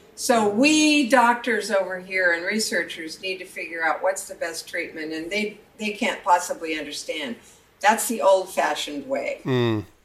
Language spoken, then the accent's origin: English; Eastern Montana, United States; Eastern Montana, my hometown